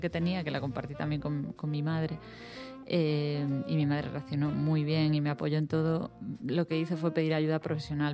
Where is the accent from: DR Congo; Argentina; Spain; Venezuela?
Spain; A Coruña, Galicia; yo soy coruñesa